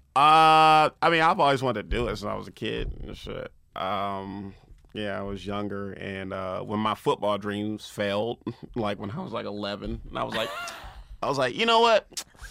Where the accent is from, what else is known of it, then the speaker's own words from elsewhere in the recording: Compton, California, United States; also born or lived in Los Angeles; I'm from Compton, born and raised